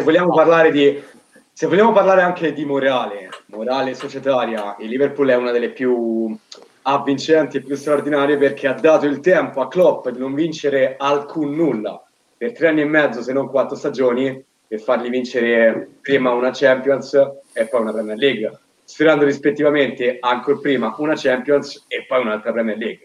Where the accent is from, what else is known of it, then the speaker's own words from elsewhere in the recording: Rome, Lazio, Italy; dalle mie parti prettamente capitoline